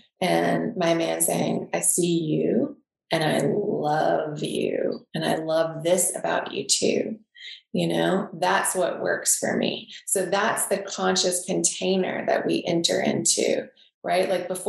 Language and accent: English; the South, United States; accent: Southern; And when my Southern accent comes out, like in one of my archetypes, and when that comes out, my partner's like, oh, fuck.